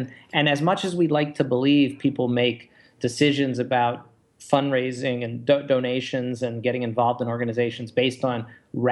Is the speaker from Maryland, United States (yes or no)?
yes; Baltimore, Maryland, United States; now in Chicago, United States; I'm from Baltimore